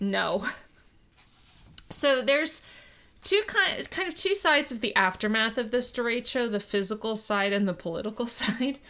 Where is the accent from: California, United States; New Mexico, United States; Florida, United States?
Florida, United States; South; growing up in South Florida, during Andrew